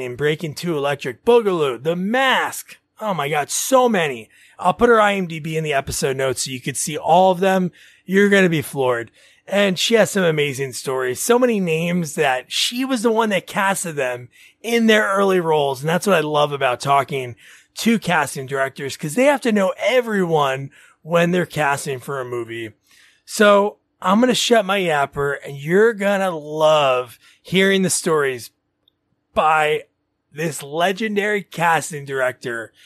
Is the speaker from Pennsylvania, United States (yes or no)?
no; New Jersey, United States; I grew up in New Jersey, still in Jersey